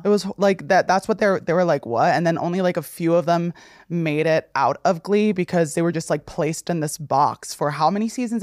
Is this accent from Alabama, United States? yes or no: no; Passaic County, New Jersey, United States; I'm from Passaic County